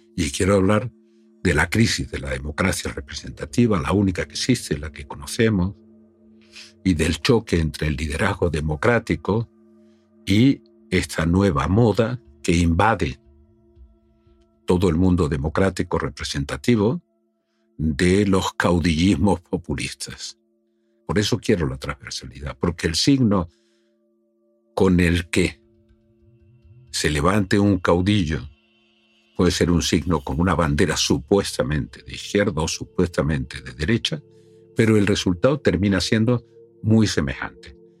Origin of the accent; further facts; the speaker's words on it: Spain; soy un español hablando con un alemán